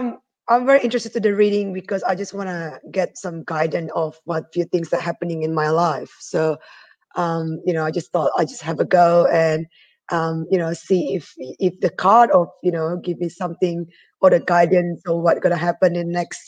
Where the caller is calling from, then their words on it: Melbourne, Victoria, Australia; In Melbourne, Australia.